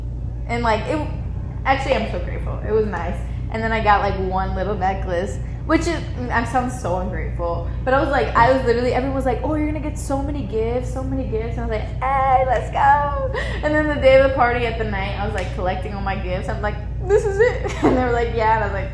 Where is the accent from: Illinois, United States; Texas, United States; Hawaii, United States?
Illinois, United States; born there; Yeah, I was born in Illinois originally.